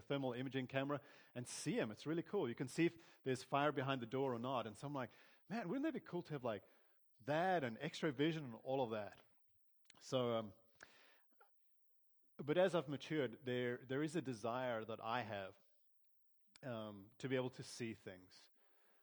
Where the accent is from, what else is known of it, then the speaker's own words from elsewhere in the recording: South Africa; growing up in South Africa, I had, on my mom's side of the family, we'd get together. They were all German